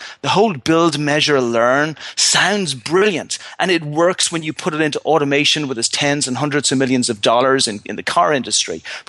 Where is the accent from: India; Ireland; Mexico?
Ireland; Now, As an Irishman, if me or any of my friends were going into a fist fight with a 99% chance of losing, we probably, even us, with our optimism, probably would walk away from that fight.